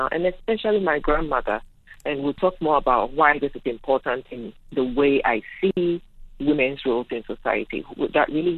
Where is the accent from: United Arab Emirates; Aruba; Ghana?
Ghana; northern Ghana; moved away as an adult; now in United States; I am from Ghana, which is located in West Africa, and I come from a tiny village in the northern part of Ghana